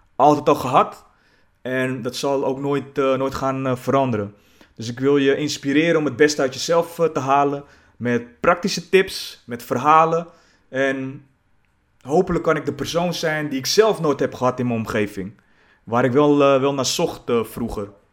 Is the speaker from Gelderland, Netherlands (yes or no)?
no; Zaandam, North Holland, Netherlands; Ik ben geboren in Zaandam, de buurt Poelenburg